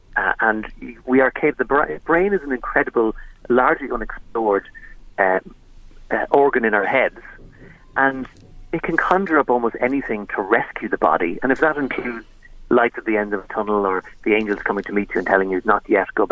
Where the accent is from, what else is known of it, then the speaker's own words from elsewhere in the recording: Monaghan, Ulster, Ireland; we're from Monaghan